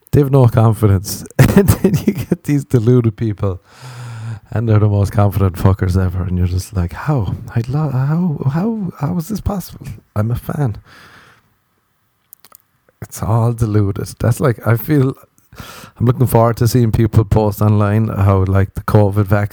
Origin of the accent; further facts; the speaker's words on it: Ireland; moved away as an adult; now in Los Angeles, United States; I'm Irish